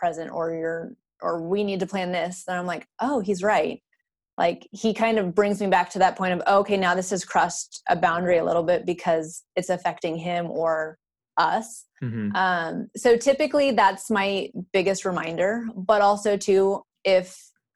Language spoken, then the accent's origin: English; Idaho, United States; now in Austin, United States; I'm from Idaho. I still mm-hmm. hold my Idaho license